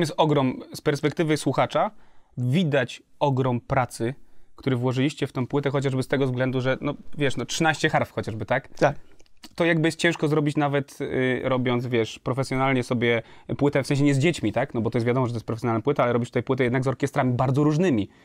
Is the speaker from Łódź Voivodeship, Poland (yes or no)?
yes; Kutno, Łódź Voivodeship, Poland; ja pochodzę z Kutna.